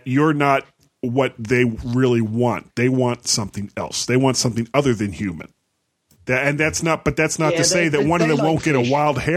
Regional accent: Fort Lauderdale, Florida, United States; I grew up in Fort Lauderdale, Florida

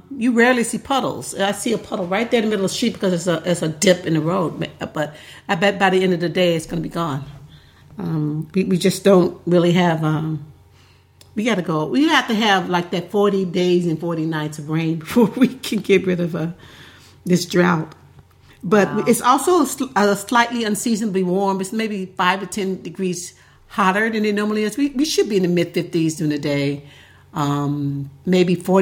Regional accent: Memphis, Tennessee, United States; moved away; I grew up in Tennessee, and we rarely got snow. And I don't think Memphis got any snow. That's where I grew up

